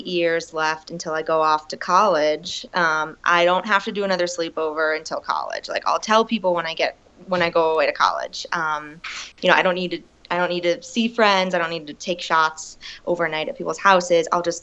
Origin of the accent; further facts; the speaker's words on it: Pennsylvania, United States; now in Denver, United States; I'm originally from Pennsylvania